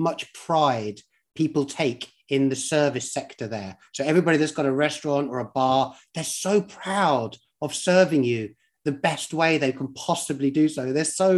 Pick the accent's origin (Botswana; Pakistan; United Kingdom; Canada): United Kingdom; moved away as an adult; now in United States; I'm from the UK